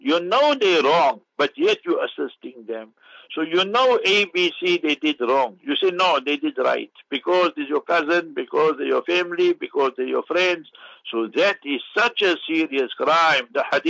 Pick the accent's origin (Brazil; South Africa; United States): South Africa; I say, I'm a South African. I love South Africans. Is that a problem? No.